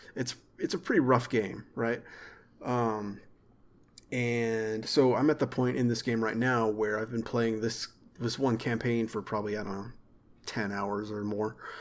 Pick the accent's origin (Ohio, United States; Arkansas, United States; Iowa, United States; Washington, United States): Arkansas, United States; also born or lived in Texas / central Texas; I was born in Texas, but I'm from Arkansas. But I spent a lot of years in central Texas, too